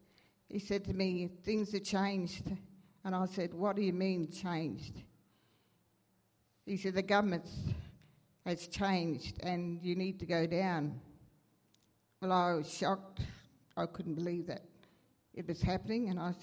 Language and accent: English; Alice Springs, Northern Territory, Australia; also born or lived in West MacDonnell Ranges; I was living out on my homeland, although I grew up here. I'm a Central Arrernte woman. I grew up here in Alice Springs, educated here at the first school here, the old Hartley Street School